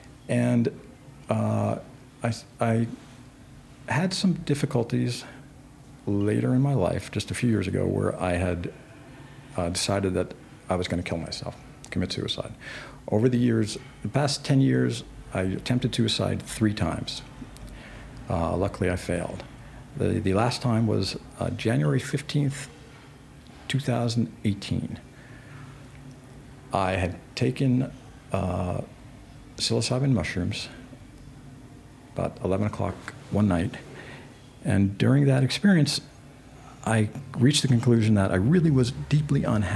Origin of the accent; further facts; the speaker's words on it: New York, United States; I'm from New York.